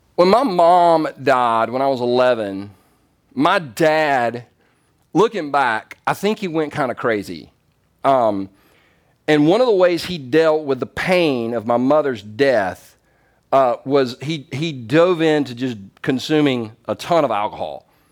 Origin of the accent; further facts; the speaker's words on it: the South, United States; I'm from the South.